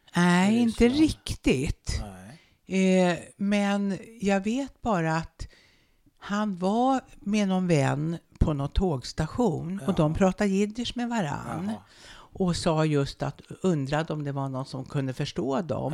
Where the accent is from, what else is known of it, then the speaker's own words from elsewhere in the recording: Uppsala, Uppsala County, Sweden; nu sitter ju vi här på Luthagsesplanaden. Ja. Och bara, bara ungefär 50 meter härifrån ja. stod det ett gammalt vitt trähus med en fiskaffär på gaveln. Och på bottenvåningen, i ett stort rum och kök, där bodde vi och där föddes jag